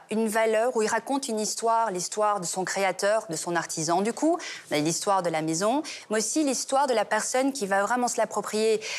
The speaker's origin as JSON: {"language": "French", "country": "Belgium", "said": "Et ensuite, on a l'histoire de la Belgique nous sommes belges et très fiers de l'être."}